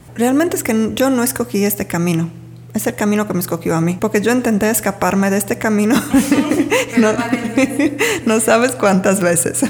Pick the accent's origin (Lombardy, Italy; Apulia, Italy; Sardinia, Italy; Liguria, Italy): Sardinia, Italy; moved away as an adult; also born or lived in England / Mexico; llegando de mi tierra original, originaria, se dice. Sí, yo soy de Sardeña